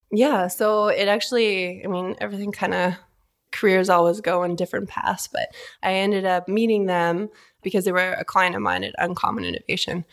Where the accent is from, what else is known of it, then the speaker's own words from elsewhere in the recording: Vancouver, British Columbia, Canada; moved away as an adult; also born or lived in Toronto; now in Calgary, Canada; born and raised in Vancouver, up in Canada